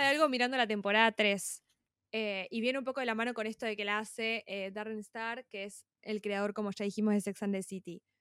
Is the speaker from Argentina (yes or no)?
yes; Argentina; como argentina